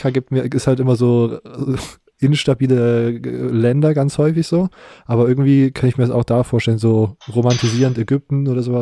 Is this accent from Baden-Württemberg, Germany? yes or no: yes; Baden-Württemberg, Germany; Ich bin Schwabe.